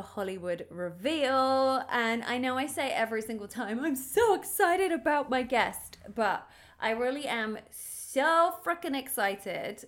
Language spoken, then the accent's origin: English; United Kingdom; now in Los Angeles, United States; I'm a British T V host, actor, and comedian living in L